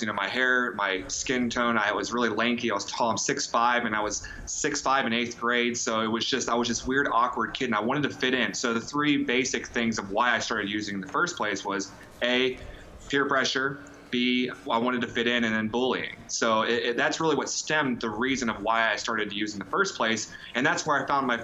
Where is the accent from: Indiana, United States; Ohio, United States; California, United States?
Ohio, United States; Columbus; We're from Columbus, Ohio. I was born and raised here.